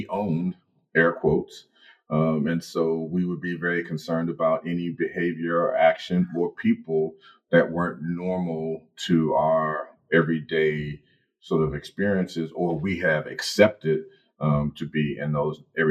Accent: Chicago, Illinois, United States; growing up in Chicago

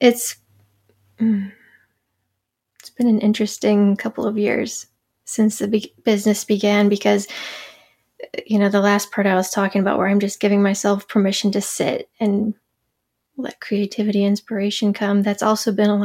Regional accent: Charlotte, North Carolina, United States; I grew up in Charlotte, North Carolina. I lived in the Carolinas all my life

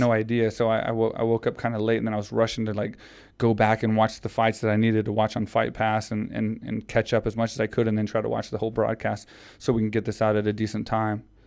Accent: Houston, Texas, United States; it was in Houston, Texas. So it was in my hometown

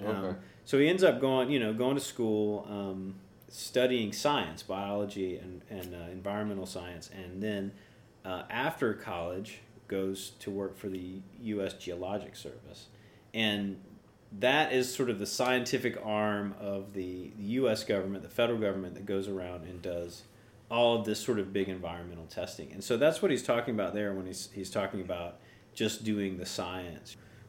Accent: Tennessee, United States; moved away as an adult; now in Florida, United States; I'm not originally from Florida. I moved here about 20 years ago from East Tennessee. I have a deeper history with Florida than

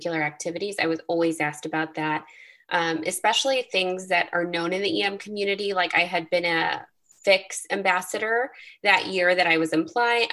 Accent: Chicago, Illinois, United States; I grew up in Chicago

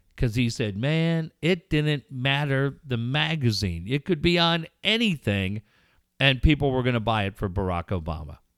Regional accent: Richfield, United States; born or raised there; moved away; also born or lived in North County San Diego / Solana Beach

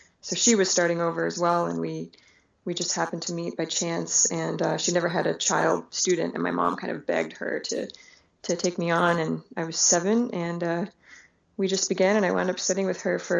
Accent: Anchorage, Alaska, United States; also born or lived in Soviet Union / Brooklyn; I grew up in a city. I grew up in Anchorage.

